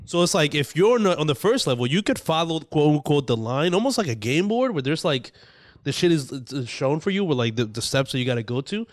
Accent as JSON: {"language": "English", "country": "Dominican Republic", "tie": "born or raised there", "moved": "yes", "said": "When I was growing up in the Dominican Republic"}